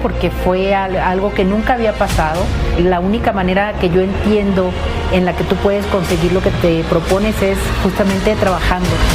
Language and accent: Spanish; Mexico; la primera mexicana que logra el triunfo de Miss Universo para nuestro país en 1991